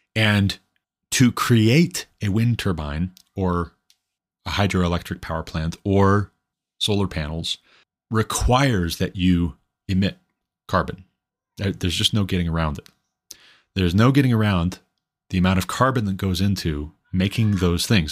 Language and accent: English; Montana, United States; my home state being Montana